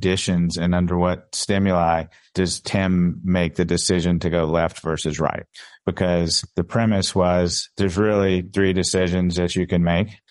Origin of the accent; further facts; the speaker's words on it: Mississippi, United States; accent: Mississippi drawl; moved away as an adult; also born or lived in New York; now in Dallas, United States; I grew up in Mississippi